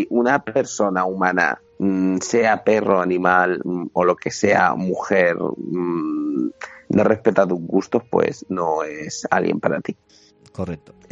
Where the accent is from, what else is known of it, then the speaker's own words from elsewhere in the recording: Pamplona, Navarre, Spain; sí, yo soy de Pamplona, hostia.